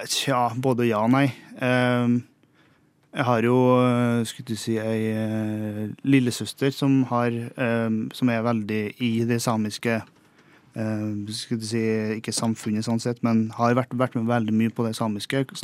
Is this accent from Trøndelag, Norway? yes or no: yes; Singsås, Trøndelag, Norway; Nei, jeg kommer fra en liten bygd som heter for eh, Singsås i Trøndelag. Eh, og så er jeg 28 år på mars blir. 7. mars. Uh, oppvokst eh, der. Jeg har skilte foreldre, så jeg har bodd litt i Trondheim og litt uh, oppe i Singsås